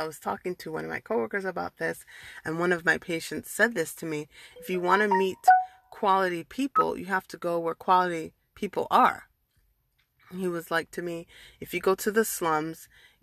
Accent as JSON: {"language": "English", "country": "United States", "tie": "born or raised there", "said": "I'm a first generation born and raised in America"}